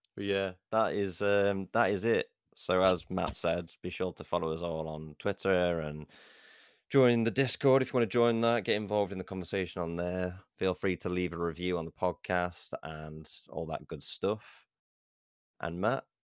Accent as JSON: {"language": "English", "area": "Derbyshire", "region": "East Midlands", "country": "United Kingdom", "moved": "as an adult", "lives_now": "Brighton, United Kingdom", "said": "I'm going from Brighton back home to Derbyshire"}